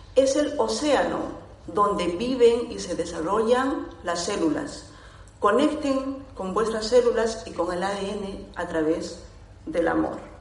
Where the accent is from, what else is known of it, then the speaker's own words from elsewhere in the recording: Peru; Soy de Perú